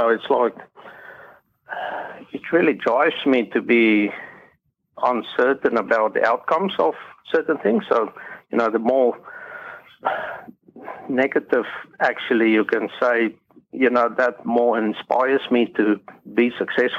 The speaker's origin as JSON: {"language": "English", "country": "South Africa", "moved": "as an adult", "lives_now": "Australia", "said": "I'm originally from South Africa. So I've immigrated to Australia 9 years ago"}